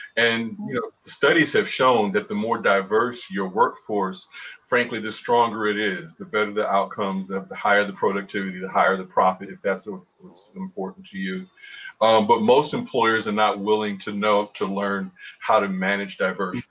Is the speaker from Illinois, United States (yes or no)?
yes; Chicago, Illinois, United States; moved away; the guys I grew up with on the South Side of Chicago